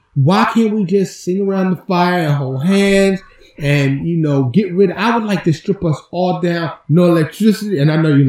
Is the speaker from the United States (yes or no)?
yes; New York City, New York, United States; moved away as an adult; now in Texas, United States; from the city, for us, when I grew up